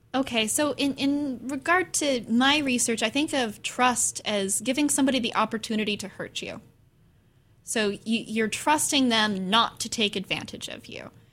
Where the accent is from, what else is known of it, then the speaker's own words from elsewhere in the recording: Corvallis, Oregon, United States; I was born in Corvallis. I grew up in this area